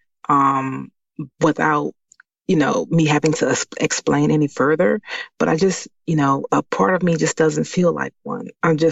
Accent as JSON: {"language": "English", "town": "Washington", "region": "District of Columbia", "country": "United States", "tie": "born or raised there", "moved": "as an adult", "lives_now": "Maryland, United States"}